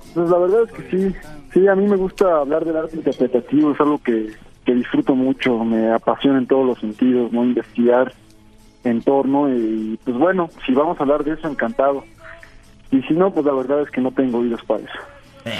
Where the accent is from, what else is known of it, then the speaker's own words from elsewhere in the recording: State of Mexico, Mexico; yo nací en el Estado de México